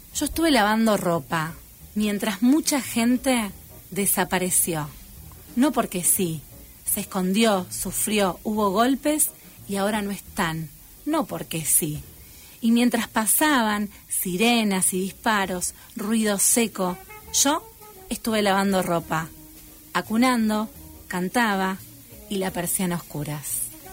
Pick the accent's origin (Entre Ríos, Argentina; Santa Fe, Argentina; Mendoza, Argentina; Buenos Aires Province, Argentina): Buenos Aires Province, Argentina; Pergamino; yo soy de Pergamino, oriunda